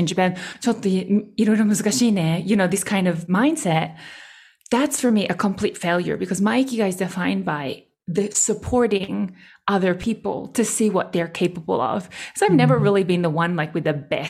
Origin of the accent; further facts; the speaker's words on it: Australia; I speak German and I'm Australian